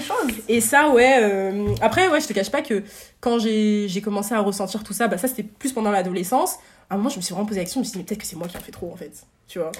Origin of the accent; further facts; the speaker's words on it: Paris region, Île-de-France, France; also born or lived in Marseille / Aix-en-Provence; on est monté en région parisienne euh, dans une petite ville euh, du 77. Et euh, bah, ça, ça c'était du coup de mes 4 ans jusqu'à mes 12 ans